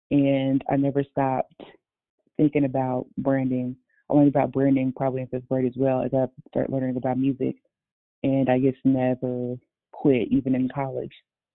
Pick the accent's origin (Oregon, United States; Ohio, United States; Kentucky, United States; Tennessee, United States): Kentucky, United States; Louisville; I started off living in downtown Louisville, Kentucky, around like Shively Par